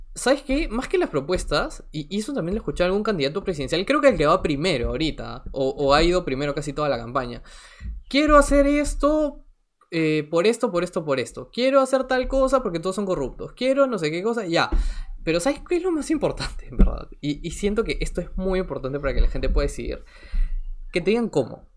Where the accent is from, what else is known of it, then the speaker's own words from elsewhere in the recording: Lima, Peru; yo soy de Lima, yo toda la vida he vivido en Lima, eh, salvo un periodo corto que estuve en el extranjero